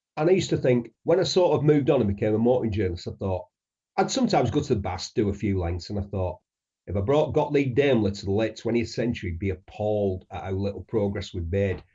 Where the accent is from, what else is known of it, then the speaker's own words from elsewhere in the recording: Bury, North West England, United Kingdom; I'm a grammar school boy from Bury. I grew up in a Coronation Street, two up, two downtown, two up, two down house